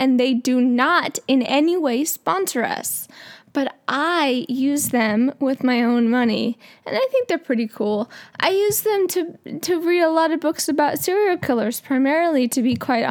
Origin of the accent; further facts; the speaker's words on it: San Francisco Bay Area, California, United States; I'm from the Bay Area